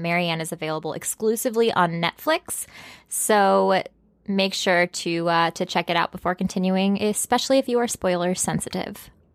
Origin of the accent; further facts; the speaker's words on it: Texas, United States; I was born in Texas.